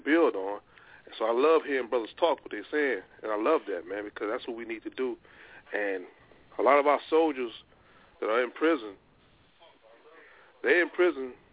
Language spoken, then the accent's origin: English; Louisiana, United States; moved away as an adult; now in Seattle, United States; I'm from Louisiana, it was all black elementary, all black high school. I went to Grambling State